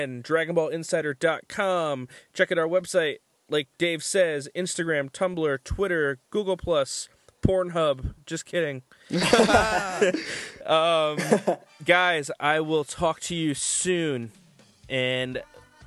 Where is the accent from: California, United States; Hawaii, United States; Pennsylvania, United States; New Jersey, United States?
New Jersey, United States; I'm from New Jersey